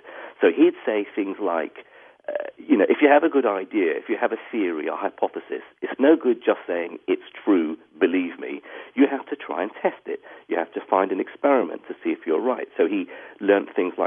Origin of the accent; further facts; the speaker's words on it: Iraq; first language English; moved away; also born or lived in Baghdad; I grew up in Iraq at a time when, you know, life was easier